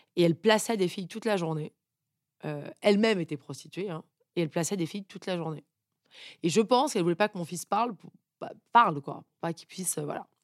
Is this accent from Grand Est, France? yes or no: no; Paris, Île-de-France, France; also born or lived in United States; je suis née à Paris, dans une famille euh, papa banquier, euh, maman qui travaille pas